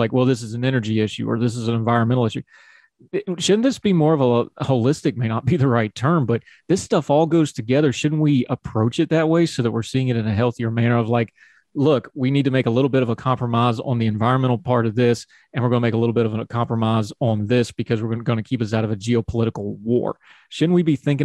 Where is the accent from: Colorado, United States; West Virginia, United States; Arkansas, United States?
West Virginia, United States; I'm literally where I grew up. They got my hometown right now